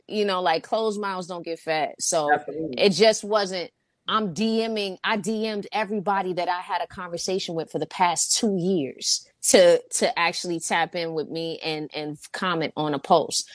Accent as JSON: {"language": "English", "town": "New York City", "region": "New York", "country": "United States", "moved": "as an adult", "lives_now": "Los Angeles, United States", "said": "I'm from Harlem"}